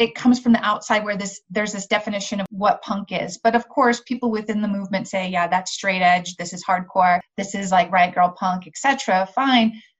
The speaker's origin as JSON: {"language": "English", "town": "Albuquerque", "region": "New Mexico", "country": "United States", "also_born_or_lived": "Las Cruces, New Mexico", "said": "I'm from Albuquerque. I was in the Albuquerque scene"}